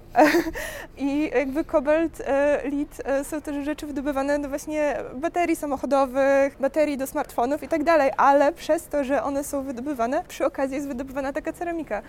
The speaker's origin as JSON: {"language": "Polish", "town": "Białystok", "region": "Podlaskie Voivodeship", "country": "Poland", "also_born_or_lived": "Poznań", "moved": "as an adult", "said": "Ja jestem z Białegostoku"}